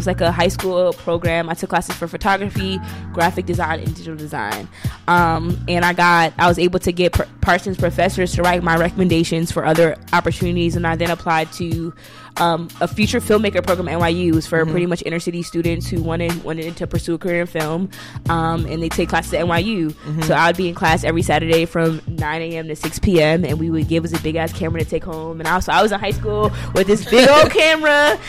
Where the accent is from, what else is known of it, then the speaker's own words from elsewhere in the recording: Guyana; is next to Brazil, brother. I mean, this is my African accent. But Guyana is in South America next to Brazil. It's like the only English-speaking country in Brazil. I mean, in South America.